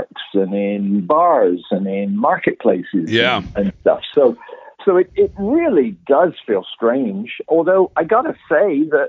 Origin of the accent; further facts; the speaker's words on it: England, United Kingdom; moved away as an adult; now in Toronto, Canada; I'm British born and raised